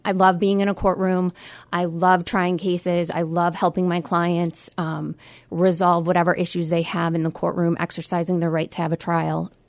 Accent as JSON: {"language": "English", "town": "Utica", "region": "New York", "country": "United States", "tie": "born or raised there", "also_born_or_lived": "Albany, New York / Syracuse, New York", "said": "I grew up in South Utica"}